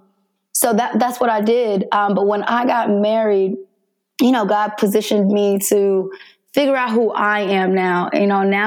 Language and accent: English; Jersey City, New Jersey, United States; moved away as an adult; I was born in Jersey City, New Jersey